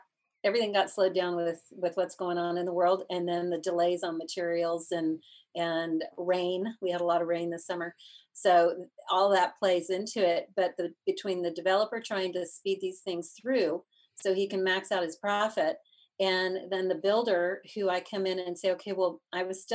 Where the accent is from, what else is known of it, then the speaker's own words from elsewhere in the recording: Dallas, Texas, United States; now in Asheville, United States; we're from Texas, so, you know, back in Dallas